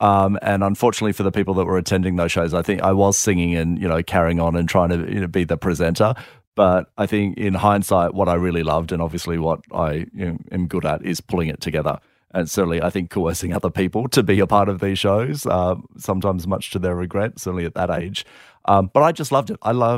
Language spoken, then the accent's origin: English; Minnamurra, New South Wales, Australia; we grew up in Minamara, which is just down the south coast near Kiama